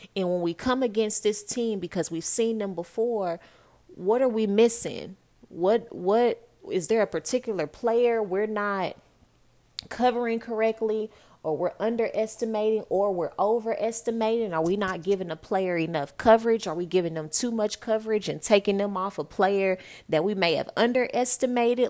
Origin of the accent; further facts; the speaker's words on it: Dallas, Texas, United States; also born or lived in New York; I'm from Dallas, Texas